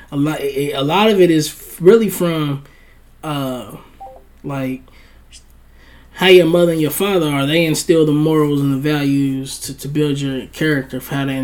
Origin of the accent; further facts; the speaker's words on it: Brownsville, New York, United States; He's not from my hood though. Okay, I'm from Brownsville.